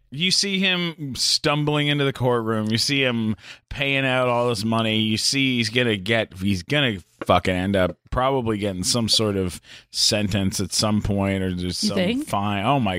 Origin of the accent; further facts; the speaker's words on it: London, Ontario, Canada; now in United States; I'm from London, Ontario.